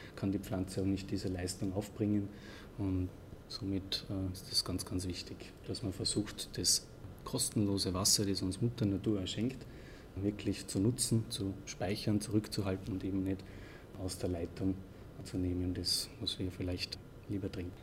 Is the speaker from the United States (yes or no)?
no; Austria; bei uns in Österreich